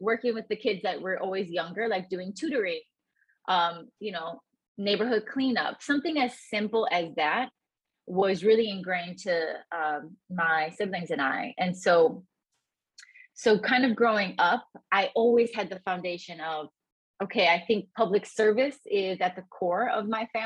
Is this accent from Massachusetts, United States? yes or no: no; Chicago, Illinois, United States; I grew up in the south side of Chicago in Gage Park. Very proud of the fact, born and raised in Gage Park in Chicago.